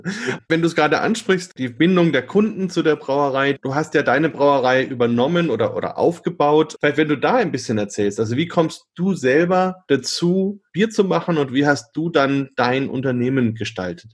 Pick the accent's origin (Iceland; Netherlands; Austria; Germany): Germany; Bamberg, Bavaria; Ich komme ja aus Bamberg